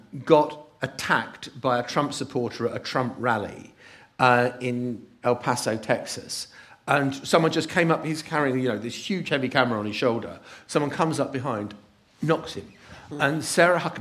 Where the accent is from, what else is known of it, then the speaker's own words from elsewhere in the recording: United Kingdom; we're British after all